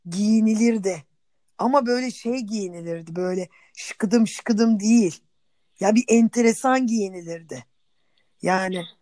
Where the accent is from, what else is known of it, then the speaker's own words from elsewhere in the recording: Istanbul, Turkey; born there; Ben Nerede İstanbul'da doğdum.